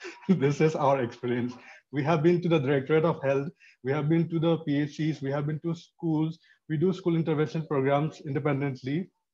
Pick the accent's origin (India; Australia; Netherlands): India; Manipur; moved away; I'm from Manipur, which is in the conflict zone already